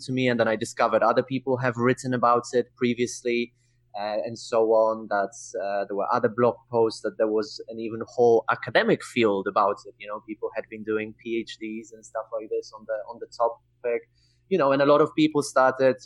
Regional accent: Poland; English is a second language; moved away as an adult; I'm from Poland and not from the UK

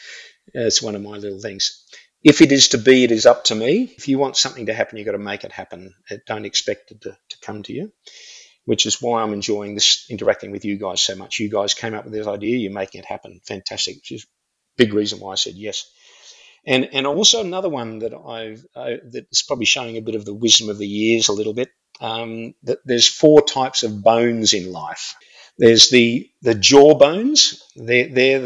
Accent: Australia; I'm an Aussie

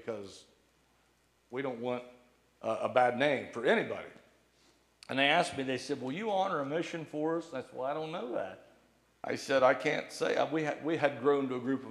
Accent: Bladensburg, United States; I got to go back to my hometown.

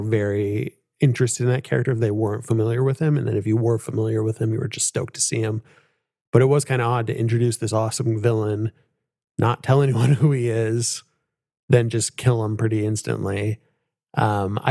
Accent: East Bay, California, United States; I at least grew up in the East Bay

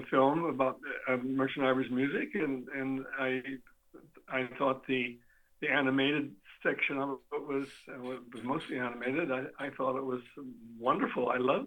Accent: Klamath Falls, Oregon, United States; I'm a guy who was born and brought up in Klamath, not born, but brought up in Klamath Falls, Oregon

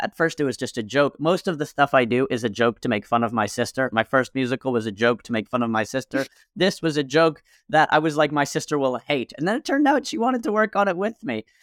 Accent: Millburn, New Jersey, United States; There was this bar in my hometown. I'm from a small town in Milburn, New Jersey

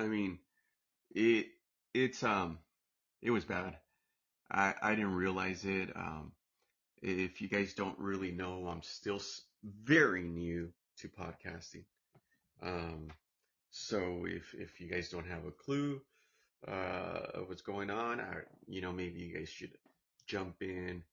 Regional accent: United States; I'm American born

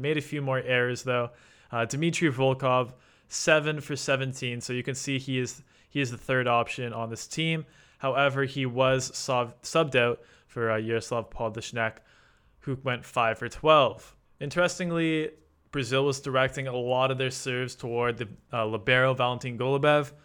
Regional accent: Canada; as a Canadian

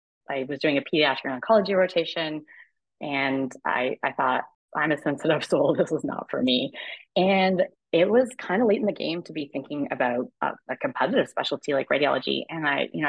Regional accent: a small town in Alberta, Canada; now in Toronto, Canada; I grew up in a small town in Alberta

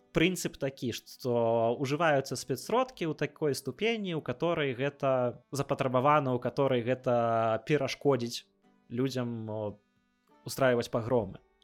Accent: Belarus; я беларус

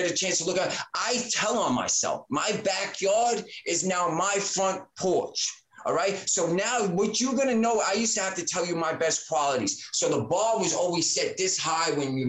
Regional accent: New York City, New York, United States; I'm a New Yorker

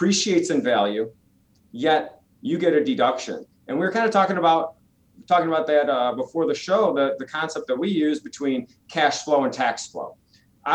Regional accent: Michigan, United States; moved away; I'm originally from Michigan

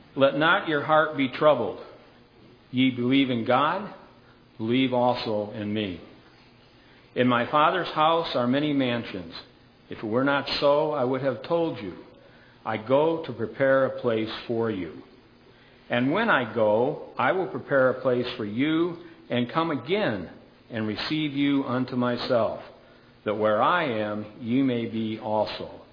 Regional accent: Michigan, United States; moved away as an adult; I was kidded a lot about asking if I was from Minnesota because of the way I pronounced some words. And I said, no, I was from Michigan

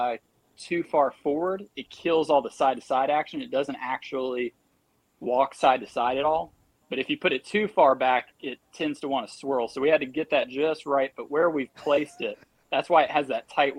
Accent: United States; I'm from Hartwell.

